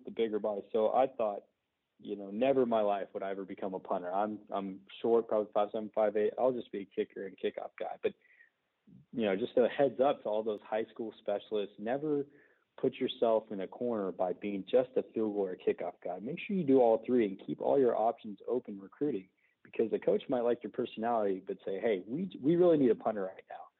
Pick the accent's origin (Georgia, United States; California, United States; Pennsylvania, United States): California, United States; Fresno; I walked on at uh, Fresno City College here in California, my hometown